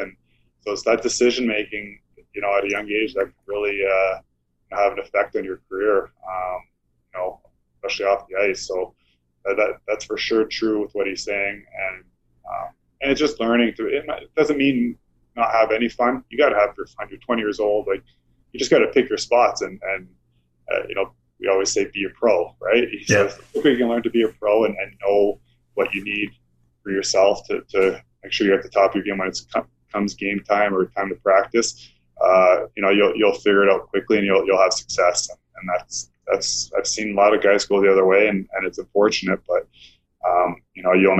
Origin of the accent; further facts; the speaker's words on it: Mississauga, Ontario, Canada; moved away as an adult; now in Calgary, Canada; I was in Toronto, which is where I grew up in Mississauga.